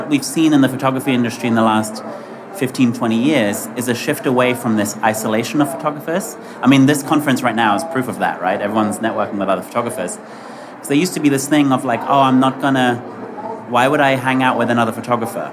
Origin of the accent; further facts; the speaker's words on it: England, United Kingdom; now in New York, United States; So I grew up in England and I live in New York now.